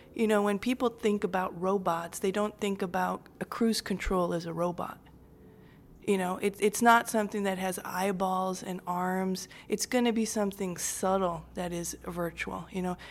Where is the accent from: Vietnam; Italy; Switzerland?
Switzerland; now in Chicago, United States; I grew up in Switzerland, which is a beautiful country